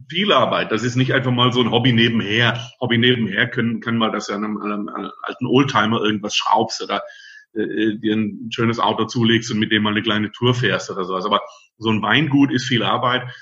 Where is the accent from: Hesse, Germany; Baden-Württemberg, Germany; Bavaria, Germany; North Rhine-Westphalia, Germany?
Baden-Württemberg, Germany; Friedrichshafen; und eigentlich komme ich vom Bodensee, bin gebürtiger Schwabe aus Friedrichshafen.